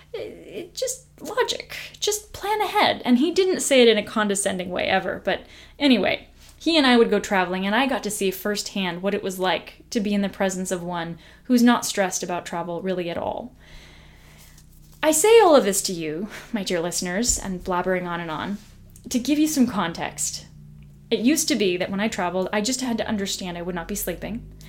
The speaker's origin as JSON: {"language": "English", "country": "United States", "said": "I'm this person from the United States of America, not from their country"}